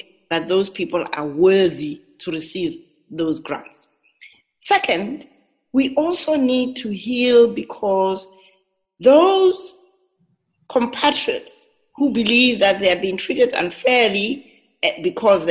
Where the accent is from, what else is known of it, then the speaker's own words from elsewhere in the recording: South Africa; us as a South African society